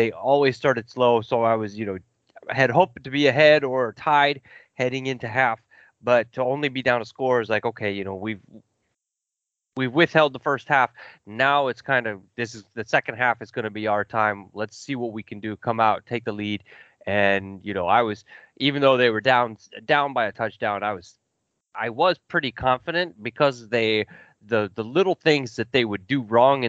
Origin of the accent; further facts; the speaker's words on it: Kansas City, Missouri, United States; I grew up in the Midwest in Kansas City, and outside Kansas City.